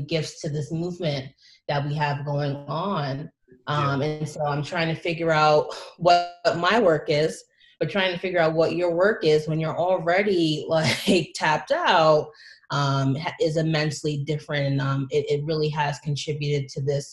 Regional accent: Long Island, New York, United States; I was born and raised on Long Island initially, you know, raised in different parts throughout the island

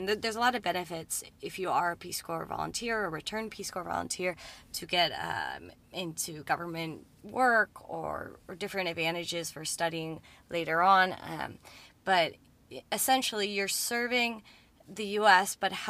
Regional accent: Cleveland, Ohio, United States; moved away as an adult; also born or lived in Lima, Peru; now in Peru; I was actually born and raised in Cleveland, Ohio, in the suburbs.

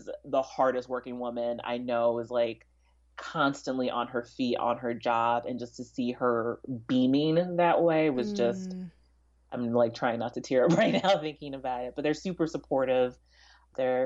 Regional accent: Kansas City, Missouri, United States; also born or lived in Prince George's County, Maryland / DMV area; I was born in Prince George's County and then lived in the DMV area up until we moved to Kansas City when I was 5

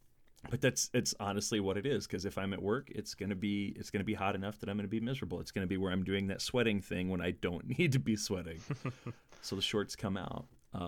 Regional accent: Illinois, United States; as I'm sure as most people know, I grew up in Southern Illinois, 6 hours south of where I live now.

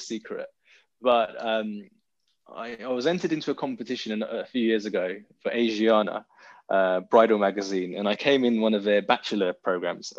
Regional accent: London, United Kingdom; growing up in South London, which is quite a rough, if not brutal, area to grow up in as a young guy

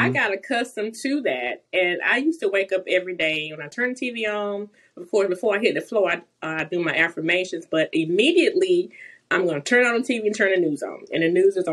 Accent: Promised Land, South Carolina, United States; I grew up in a little mm-hmm. community right down the road from Greenwood. It's called Promised Land

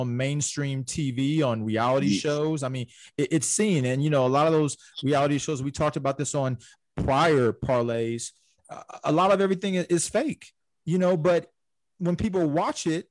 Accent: Orange County, California, United States; I'm from Orange County

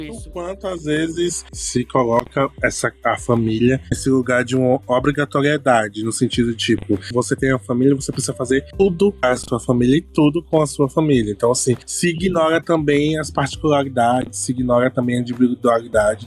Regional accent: Bahia, Brazil; eu sou baiano

